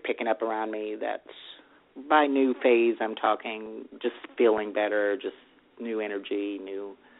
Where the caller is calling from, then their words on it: Texas, United States; Hey, it's … in Texas.